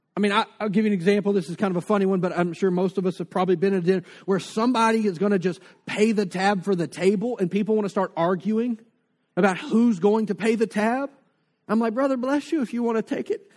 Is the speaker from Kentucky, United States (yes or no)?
no; North Louisiana, United States; now in Lake Charles, United States; I grew up in North Louisiana with the Red River.